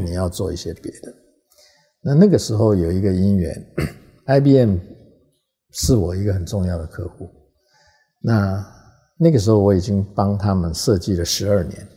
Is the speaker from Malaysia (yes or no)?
no; Taiwan; also born or lived in Hong Kong; 因为你的根是在台湾嘛